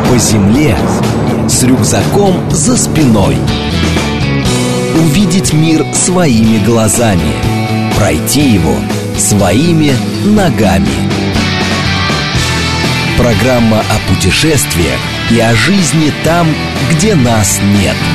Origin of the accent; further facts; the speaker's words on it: Siberia, Russia; Вот я, например, из Сибири, когда лечу